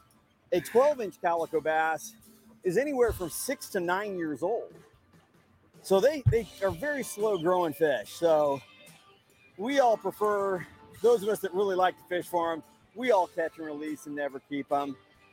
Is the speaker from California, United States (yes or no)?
yes; San Diego, California, United States; Well, I hope you've enjoyed this visit to my hometown here in San Diego